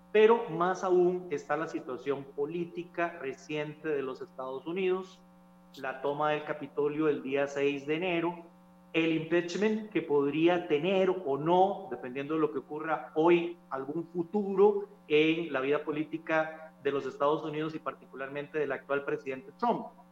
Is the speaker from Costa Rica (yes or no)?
yes; Costa Rica; nuestro país